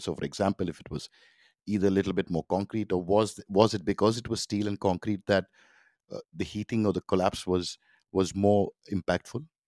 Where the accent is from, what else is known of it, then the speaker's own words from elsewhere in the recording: Mumbai, Maharashtra, India; I grew up in Mumbai